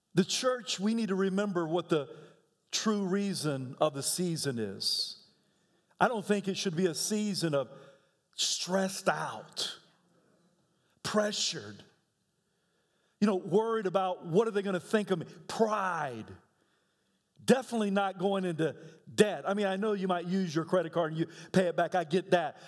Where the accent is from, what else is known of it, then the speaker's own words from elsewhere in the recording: United States; as American